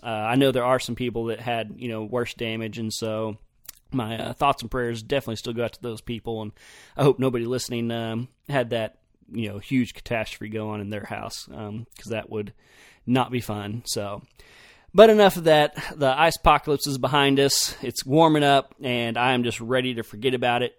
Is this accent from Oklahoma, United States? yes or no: yes; Oklahoma, United States; also born or lived in Idaho; I was from Oklahoma